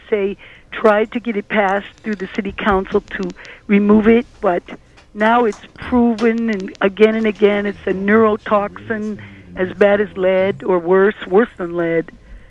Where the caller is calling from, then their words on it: Manhattan, New York, United States; Thank you … from Manhattan.